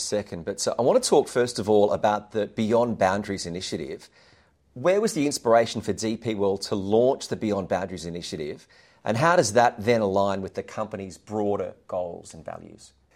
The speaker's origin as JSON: {"language": "English", "country": "Australia", "said": "as an Australian"}